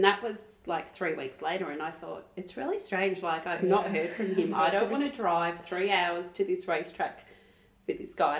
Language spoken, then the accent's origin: English; Traralgon, Victoria, Australia; now in Melbourne, Australia; So I was actually living in Melbourne. I was moved from Gippsland, from Traralgon, living in Melbourne for 6 months working at Channel 9.